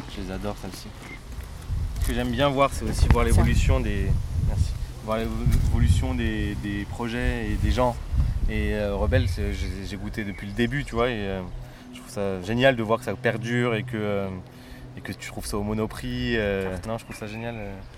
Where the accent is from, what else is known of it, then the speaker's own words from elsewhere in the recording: Canal de l'Ourcq, Seine-Saint-Denis, Île-de-France, France; j'ai grandi sur le canal de l'Ourcq